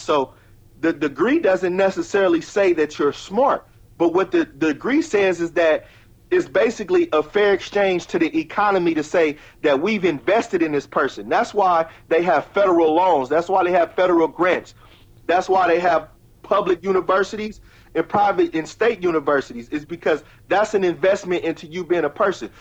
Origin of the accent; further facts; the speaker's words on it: Richmond, California, United States; born in Richmond, raised in Richmond